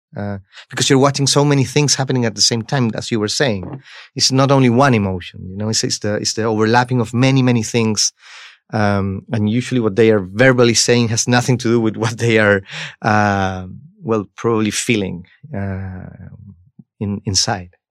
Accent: Chile; I come from Chile

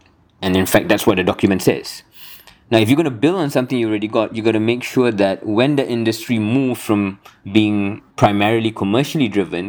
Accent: Malaysia; a Malaysian citizen's view, like myself.

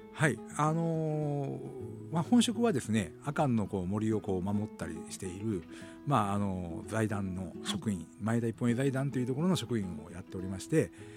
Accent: Kushiro, Hokkaido, Japan; 地元の釧路

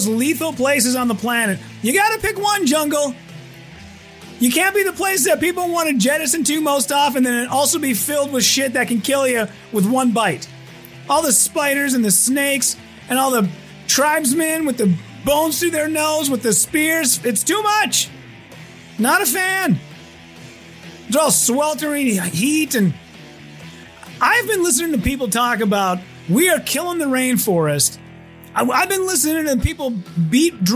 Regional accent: United States; I'm so American. I'm so white and so American

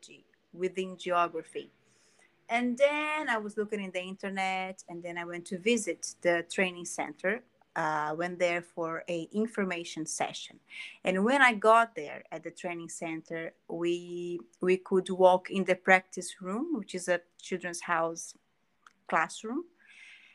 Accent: Rio de Janeiro, Brazil; English is a second language; moved away as an adult; now in London, United Kingdom; I am from Brazil. Yes, Rio de Janeiro, or Rio.

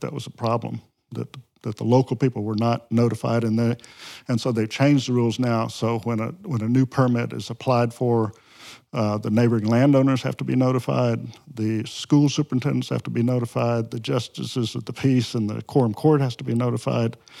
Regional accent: Mississippi Delta, United States; moved away as an adult; also born or lived in Ozarks, Arkansas; now in Arkansas, United States; I grew up in the flatland of the, the Mississippi Delta

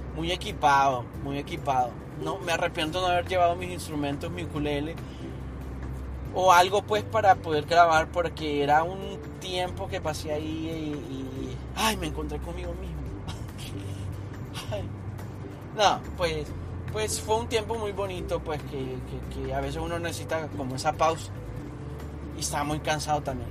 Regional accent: Honduras; moved away; yo hablo de Honduras porque es mi país de origen

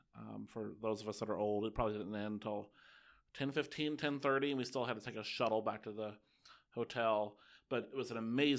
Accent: Kentucky, United States; I'm from Kentucky.

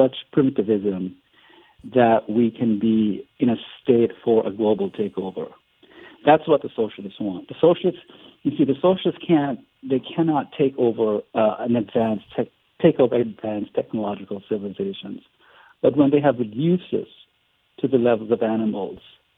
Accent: Jamaica; now in United States; I'm from Jamaica

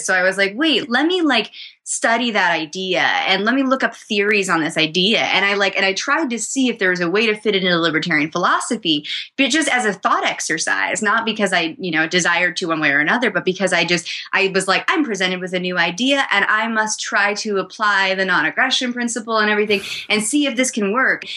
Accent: New Hampshire, United States; I was growing up in New Hampshire

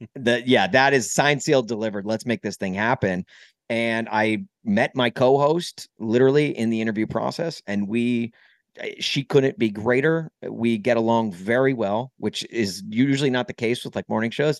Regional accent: Nashville, Tennessee, United States; moved away as an adult; also born or lived in Brentwood, Tennessee / Columbia, Missouri / Southern California / St. Louis; now in Chicago, United States; I grew up in Nashville

